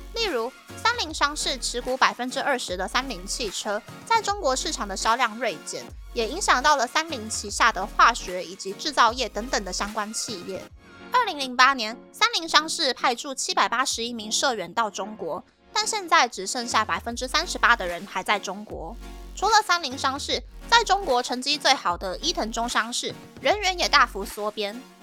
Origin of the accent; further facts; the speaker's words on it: Taiwan; moved away as an adult; also born or lived in Japan; now in Tokyo, Japan; 在台湾毕业的我呢